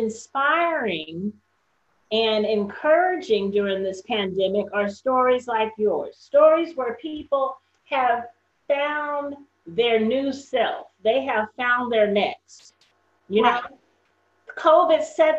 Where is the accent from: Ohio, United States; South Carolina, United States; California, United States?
California, United States; Northern; now in Texas, United States; I'm from California, Northern Cal